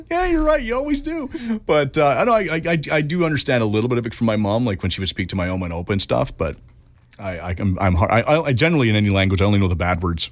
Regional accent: Richmond, British Columbia, Canada; also born or lived in Vancouver / Prince George; I was born in Saint Paul's Hospital, and I, uh, my first year and a half or so, I was in East Van. Uh, and then we moved to Richmond. I grew up in Richmond

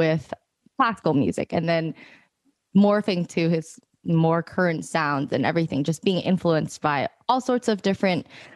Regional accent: San Francisco, California, United States; growing up in San Francisco, I went to my local music bookstore

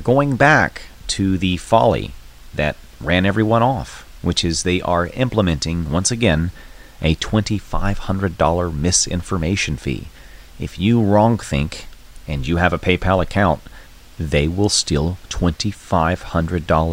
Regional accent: North Carolina, United States; I'm from North Carolina

